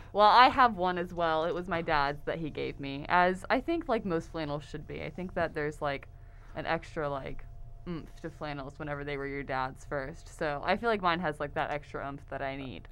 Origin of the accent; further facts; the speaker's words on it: Houston, Texas, United States; moved away as an adult; now in Oklahoma, United States; I'm originally from the Houston, Texas area